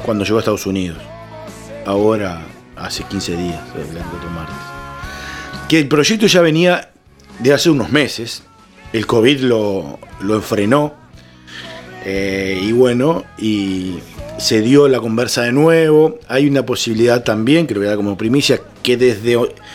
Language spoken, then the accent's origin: Spanish; Florida, Uruguay; moved away as an adult; now in Montevideo, Uruguay; yo soy oriundo de Florida, me vine para Montevideo